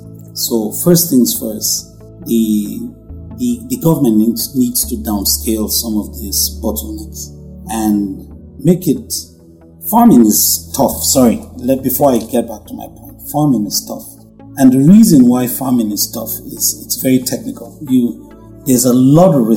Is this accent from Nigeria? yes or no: yes; Nigeria; I'm a Nigerian